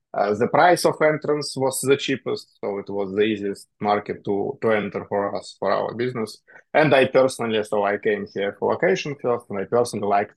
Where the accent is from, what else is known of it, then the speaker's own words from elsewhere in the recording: Russia; moved away as an adult; now in Dubai, United Arab Emirates; I am originally from Russia